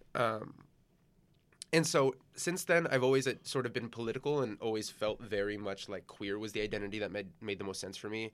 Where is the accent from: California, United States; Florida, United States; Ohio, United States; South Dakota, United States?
California, United States; San Gabriel Valley; moved away as an adult; also born or lived in Torrance, California; now in New York, United States; I grew up in the San Gabriel Valley